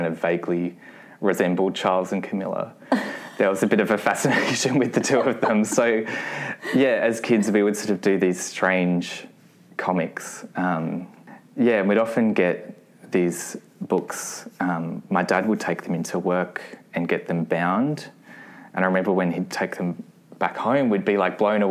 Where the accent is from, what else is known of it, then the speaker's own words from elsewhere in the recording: Adelaide, South Australia, Australia; I was born in Adelaide and I grew up in a suburb called Flagstaff Hill, which was about an hour out of the city